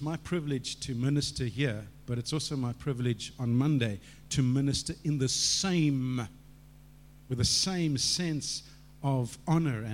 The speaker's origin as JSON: {"language": "English", "town": "Cape Town", "region": "Western Cape", "country": "South Africa", "tie": "born or raised there", "moved": "as an adult", "said": "I grew up in Cape Town."}